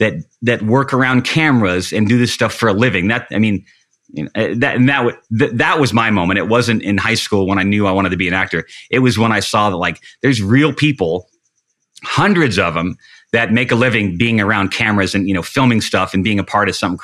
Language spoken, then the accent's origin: English; Washington, United States; I'm from Washington State and I'd love to do an internship here.